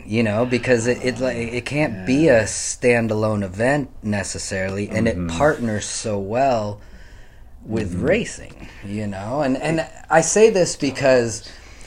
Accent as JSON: {"language": "English", "region": "West Coast", "country": "United States", "said": "I'm from the West Coast"}